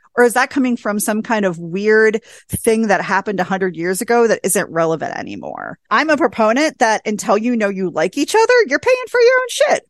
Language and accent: English; small town Wisconsin, United States; I met my husband in my hometown of five thousand people in small town Wisconsin at a bowling alley.